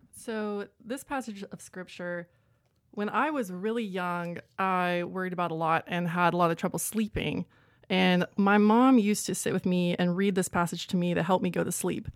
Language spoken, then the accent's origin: English; Columbia, Tennessee, United States; moved away as an adult; also born or lived in Birmingham, Alabama / Knoxville, Tennessee; now in Chattanooga, United States; I am from Columbia, Tennessee